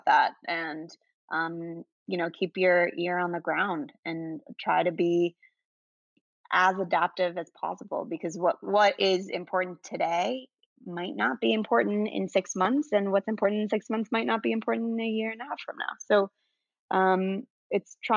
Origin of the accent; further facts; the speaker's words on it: Venezuela; now in New York City, United States; I'm originally from South America, Venezuela.